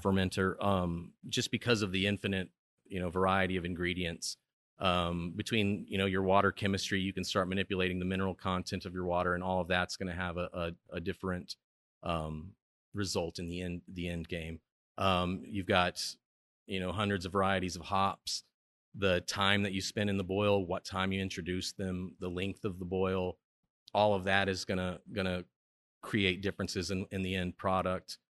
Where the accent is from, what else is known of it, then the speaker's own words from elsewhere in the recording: Chicago, Illinois, United States; now in Stillwater, United States; I'm from Chicago, so, I mean, I like to visit my hometown any chance I get